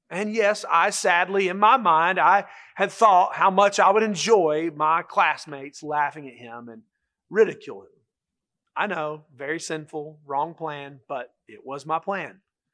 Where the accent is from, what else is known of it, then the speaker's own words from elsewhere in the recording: Charlotte, North Carolina, United States; When I was growing up in Charlotte, there was a little boy who was in school with me.